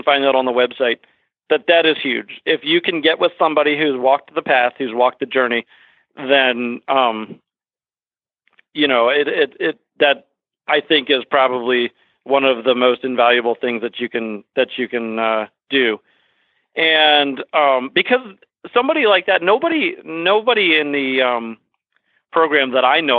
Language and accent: English; Fairfax, Virginia, United States; moved away as an adult; also born or lived in Washington, D.C.; now in Vermont, United States; I was born and raised in the Washington, D.C. area and in Northern Virginia, Fairfax